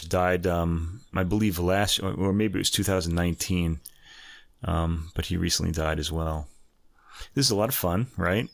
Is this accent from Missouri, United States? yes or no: no; New York, United States; I was born in New York.